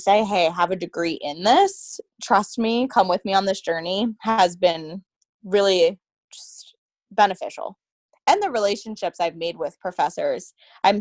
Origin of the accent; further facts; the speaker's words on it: Bethlehem, Pennsylvania, United States; I was born and raised in Bethlehem